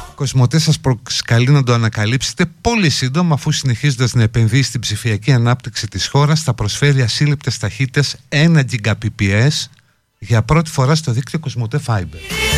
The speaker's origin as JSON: {"language": "Greek", "country": "Greece", "said": "εμείς ως Έλληνες"}